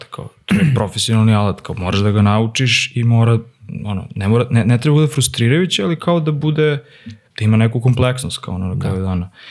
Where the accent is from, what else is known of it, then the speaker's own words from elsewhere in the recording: Serbia; kod nas u Srbiji